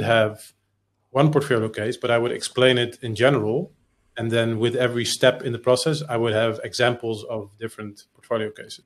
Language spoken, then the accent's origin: English; Netherlands; English is a second language; I'm not a native English speaker, I'm Dutch